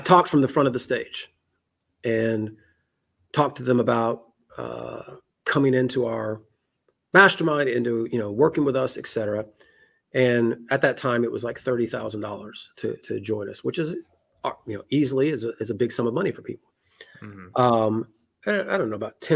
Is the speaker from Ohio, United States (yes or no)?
no; Memphis, Tennessee, United States; I'm a redneck from Memphis, Tennessee.